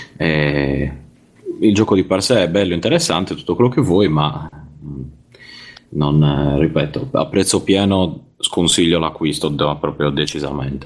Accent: Cagliari, Sardinia, Italy; now in Zurich, Switzerland; vi chiamo da, da Zurigo, ma, ma sono nato a Cagliari

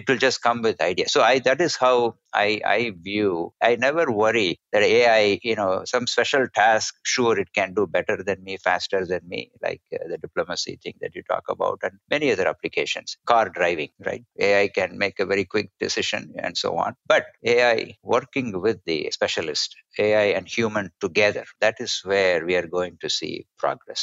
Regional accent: India; when I was growing up in India

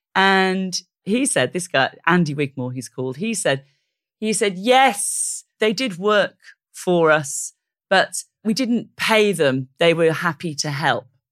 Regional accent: South Wales, United Kingdom; moved away; I'm from South Wales.

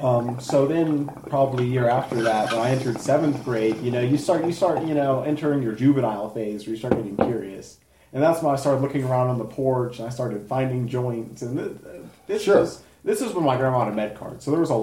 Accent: Colorado Springs, Colorado, United States; I was born in Colorado Springs.

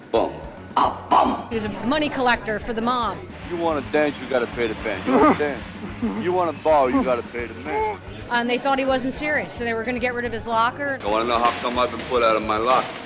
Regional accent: Boston, Massachusetts, United States; We're from Boston, Mass.

